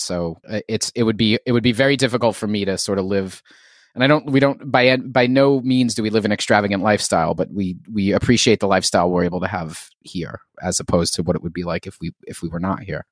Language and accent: English; New York City, New York, United States; moved away as an adult; also born or lived in Philadelphia; now in Philadelphia area, United States; I was a native New Yorker, um, born and raised in Queens in the sort of Flushing, Bayside, Whitestone sort of triangle